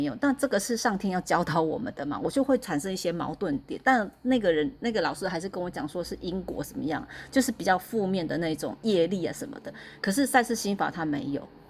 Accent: central Taiwan, Taiwan; 那时候我我是中部人啊，我是中部人搬上来的。那那时候我还在中部

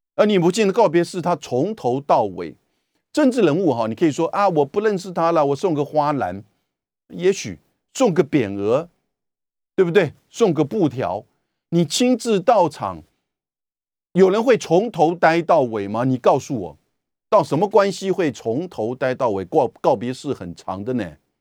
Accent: Taiwan; 我们台湾人很无奈的

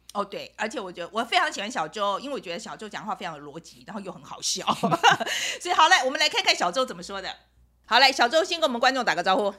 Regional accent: Taiwan; also born or lived in New York, United States; now in United States; 我们台湾人

